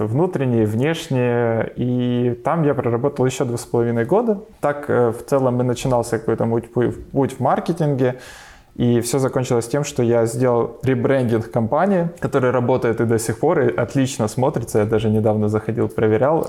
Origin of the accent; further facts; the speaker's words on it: Kharkiv, Kharkiv Oblast, Ukraine; я сам э, из Харькова